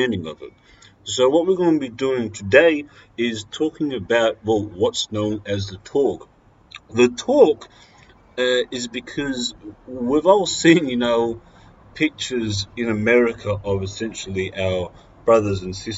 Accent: Australia; as a white male growing up in Australia

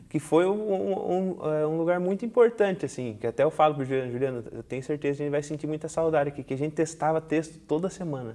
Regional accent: Tatuí, São Paulo, Brazil; fui criado aqui em Tatuí.

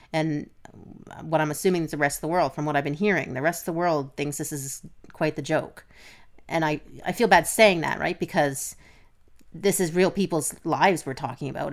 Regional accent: Canada; we're Canadian

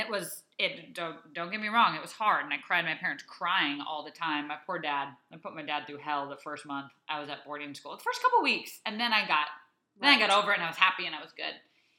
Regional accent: Saudi Arabia; many of my friends that I grew up with in Saudi Arabia and that who were overseas with us

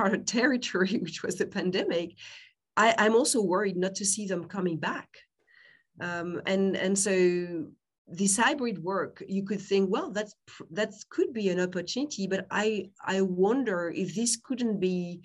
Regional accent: France; accent: French; English is a second language; I'm French, you can tell by my name, probably by my accent

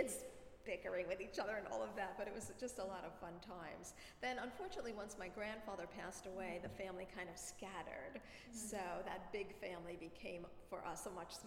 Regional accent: Brooklyn, New York, United States; I was actually born in Brooklyn. I was born in Brooklyn Jewish Hospital in February of 1958, and I've lived in Brooklyn my whole life.

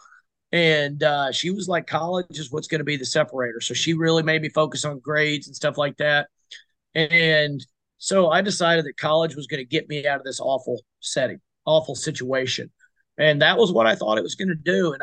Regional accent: South Arkansas, United States; we're from South Arkansas

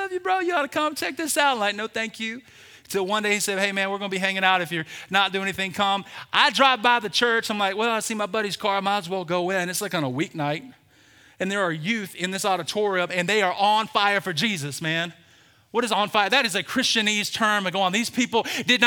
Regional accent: Birmingham, Alabama, United States; born and raised in Birmingham, Alabama

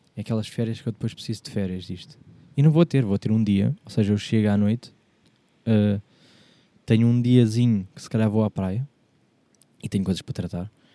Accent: Portugal; sou português

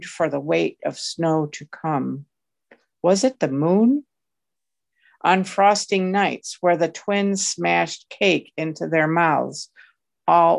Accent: Finger Lakes, Central New York, United States; I'm from the Finger Lakes in Central New York

